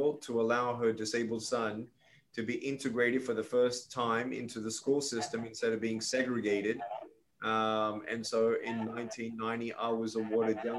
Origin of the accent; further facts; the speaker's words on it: Melbourne, Victoria, Australia; moved away as an adult; now in United States; I was born in Melbourne, Australia, to Serbian immigrant parents